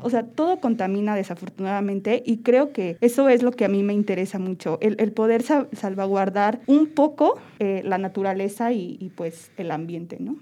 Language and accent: Spanish; Querétaro, Mexico; yo amo a Querétaro y pues soy queretana